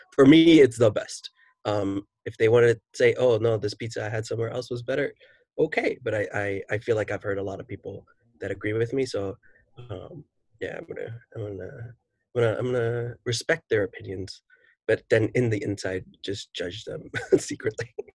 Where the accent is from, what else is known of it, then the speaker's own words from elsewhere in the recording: New York City, New York, United States; I am a teacher from New York City